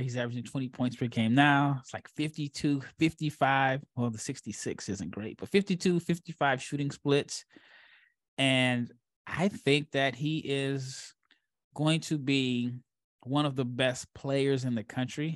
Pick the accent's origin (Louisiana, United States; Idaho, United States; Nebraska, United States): Nebraska, United States; moved away; born and raised in Nebraska